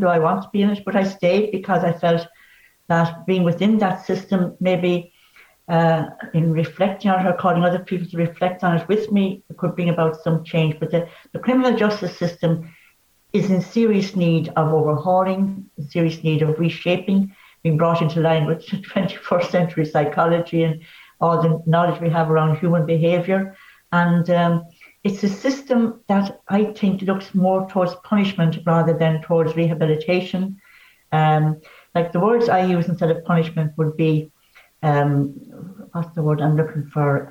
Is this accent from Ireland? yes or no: yes; Bree, Leinster, Ireland; also born or lived in Enniscorthy; I'm from Wexford. I was born